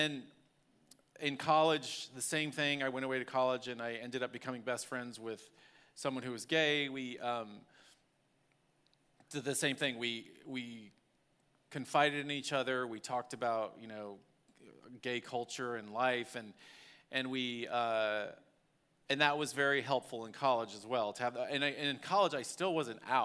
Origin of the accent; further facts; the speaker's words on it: Dallas, Texas, United States; I grew up in Dallas, Texas